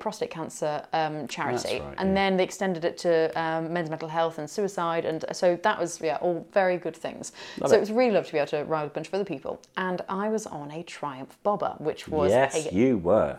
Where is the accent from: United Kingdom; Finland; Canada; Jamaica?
United Kingdom; Leicester, East Midlands; That is my hometown